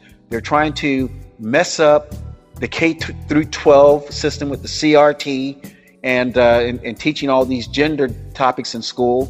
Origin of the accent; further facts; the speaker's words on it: California, United States; because as a Californian, if Floridians had a governor like Gavin Newsom in Florida, Florida would be just as messed up as California.